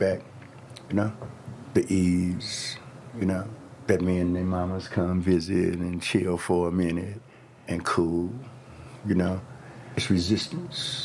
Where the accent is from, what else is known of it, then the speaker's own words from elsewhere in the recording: Chicago, Illinois, United States; moved away as an adult; now in Detroit, United States; Born and raised in Chicago, Southside, Blackstone